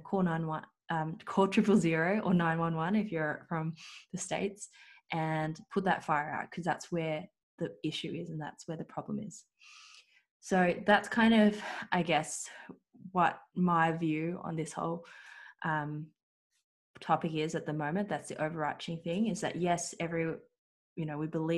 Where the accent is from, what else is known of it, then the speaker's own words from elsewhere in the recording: Australia; Australian-born Chinese, you could say. So I was born here in Australia